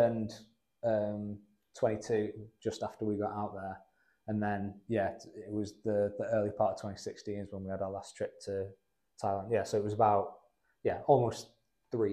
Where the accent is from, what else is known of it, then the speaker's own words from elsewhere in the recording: Rochdale, North West England, United Kingdom; moved away as an adult; now in Loughborough, United Kingdom; I'm originally from Rochdale